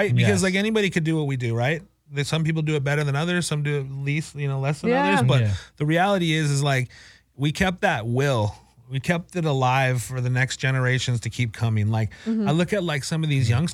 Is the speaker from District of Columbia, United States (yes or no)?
no; San Clemente, California, United States; I'm from San Clemente